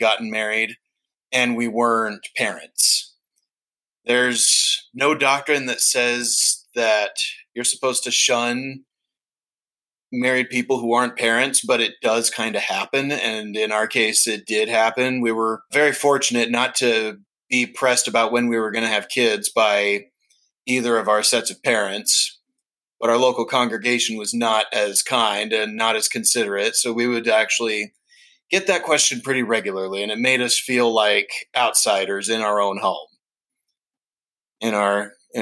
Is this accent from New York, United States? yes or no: no; Florida, United States; moved away; also born or lived in Utah; I'm from Florida